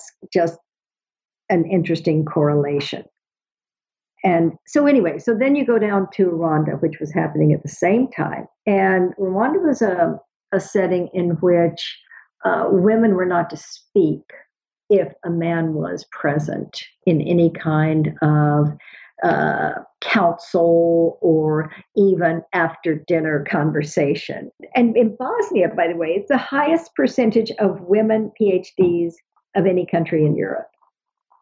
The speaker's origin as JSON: {"language": "English", "country": "United States", "said": "as an American"}